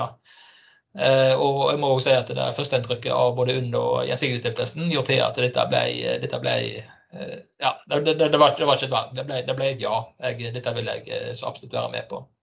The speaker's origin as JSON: {"language": "Norwegian", "town": "Stord", "region": "Vestland", "country": "Norway", "moved": "yes", "lives_now": "Fusa, Norway", "said": "vestlending. Kommer fra Stord, bor i Fusa og jobber på Haugalandet"}